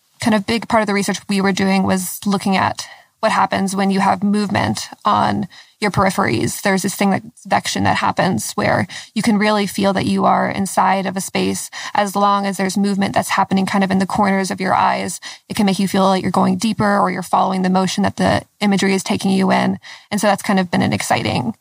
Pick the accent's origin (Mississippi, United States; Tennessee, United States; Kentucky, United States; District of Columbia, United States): Kentucky, United States; Lexington; I'm from Lexington, Kentucky